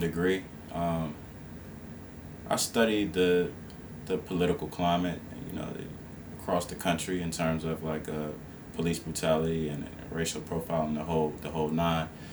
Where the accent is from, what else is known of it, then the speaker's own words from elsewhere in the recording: Esmont, Virginia, United States; I was born and raised um, in, Ed, in the Esmont area, which is like fifteen miles outside of Charlottesville, and so I'm basically born and raised in Albemarle County